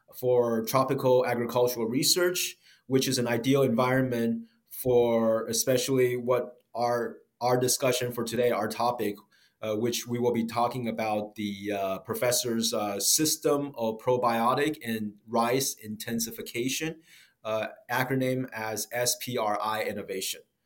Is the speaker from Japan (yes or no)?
no; United States; I grew up in the States as well